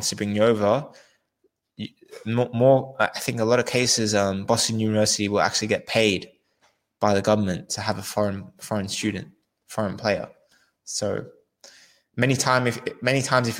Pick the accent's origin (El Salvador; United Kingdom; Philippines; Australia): Australia; I'm from Australia